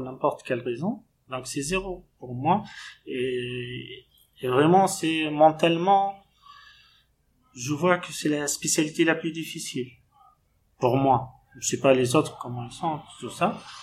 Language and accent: French; Tunisia; moved away as an adult; also born or lived in Tunis, Tunisia / Mauritania; now in Moanda, Gabon; je suis originaire de la Tunisie